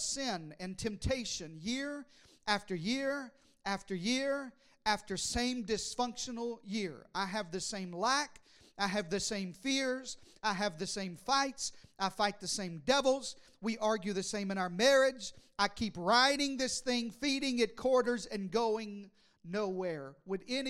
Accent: Arkansas, United States; I was raised in the deep south in Arkansas

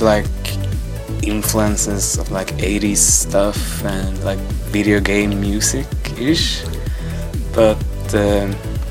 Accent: Stockholm, Stockholm County, Sweden; I'm originally from Stockholm, Sweden

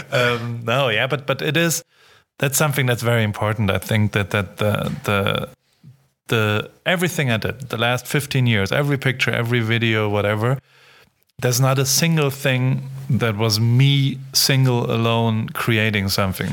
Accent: Heidelberg, Baden-Württemberg, Germany; I grew up in Heidelberg

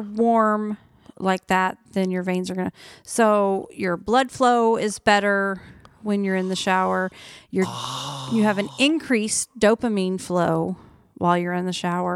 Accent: Oklahoma, United States; moved away; I'm from Oklahoma

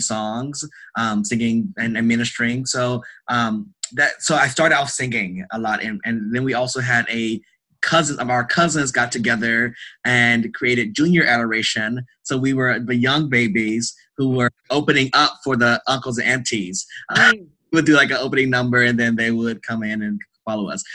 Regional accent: North Louisiana, United States; I am originally from Louisiana. Ah. North Louisiana.

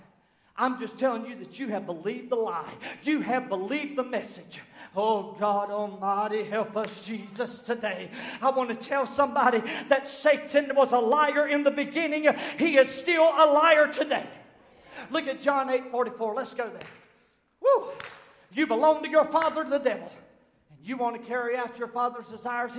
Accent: Southern United States, United States; accent: southernized American; I speak southernized American. We eat collard greens and biscuits

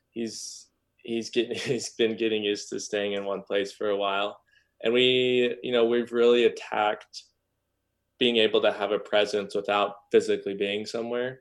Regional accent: Norman, Oklahoma, United States; moved away as an adult; also born or lived in Boulder, Colorado; now in Los Angeles, United States; I grew up in Norman, Oklahoma, just about twenty minutes south of there.

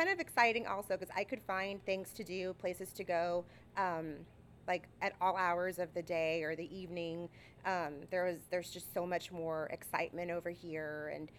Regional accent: San Marcos, Texas, United States; also born or lived in Austin, Texas; I'm from San Marcos. I'm born and raised.

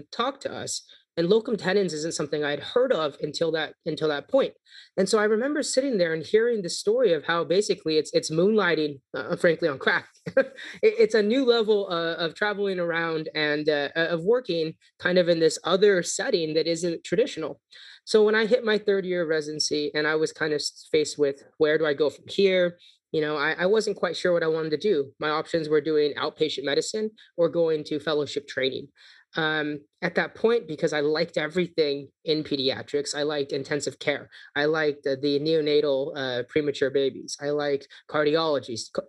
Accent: California, United States; moved away as an adult; also born or lived in New Orleans, Louisiana; I grew up in California

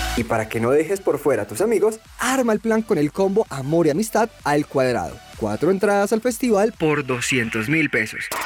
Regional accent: Cali, Valle del Cauca, Colombia; desde por aquí, desde mi tierrita, desde Cali.

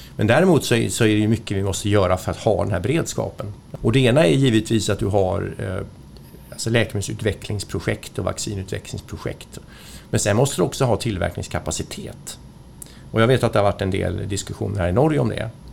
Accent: Sweden; Som svensk

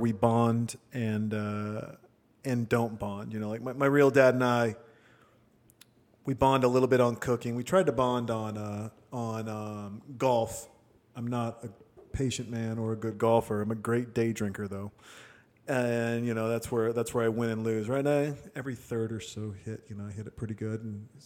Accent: Montana, United States; I'm a kid from Montana

